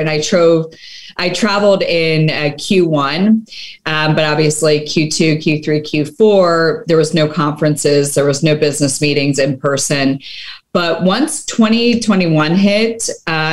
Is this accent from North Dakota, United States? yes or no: no; Las Vegas, Nevada, United States; my hometown of Las Vegas